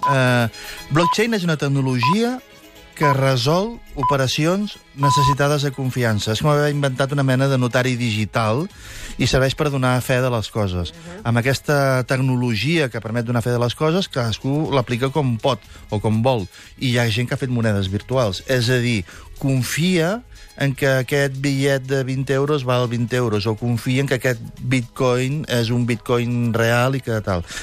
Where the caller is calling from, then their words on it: Barcelona, Catalonia, Spain; Hola, bon dia … de Barcelona